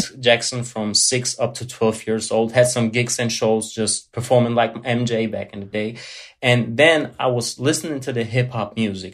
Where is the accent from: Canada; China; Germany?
Germany; English is a second language; Born, born and raised in Germany, but uh, pure blood Italian